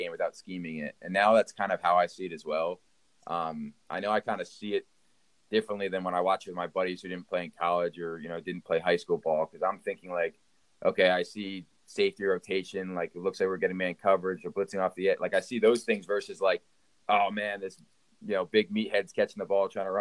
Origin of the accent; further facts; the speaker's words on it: Pennsylvania, United States; moved away; Pennsylvania where I'm from